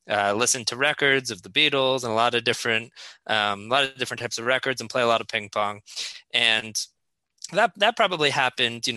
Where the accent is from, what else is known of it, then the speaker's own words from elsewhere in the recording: Fairfield, Connecticut, United States; I grew up in Fairfield, Connecticut